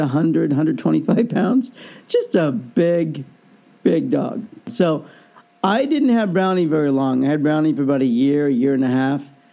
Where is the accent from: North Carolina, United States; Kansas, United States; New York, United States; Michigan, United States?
Kansas, United States; Overland Park; growing up in Overland Park, Kansas